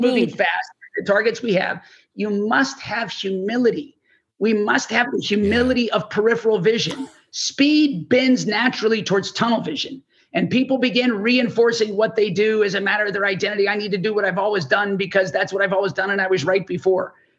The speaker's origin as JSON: {"language": "English", "region": "Texas", "country": "United States", "said": "I'm from Texas, I'm sitting in Texas"}